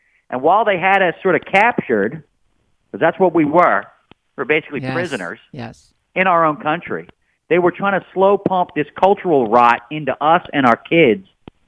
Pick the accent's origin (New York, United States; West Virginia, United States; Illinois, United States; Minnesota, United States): West Virginia, United States; Wheeling; born there; Well, look, I was born in Wheeling, not far from Pittsburgh.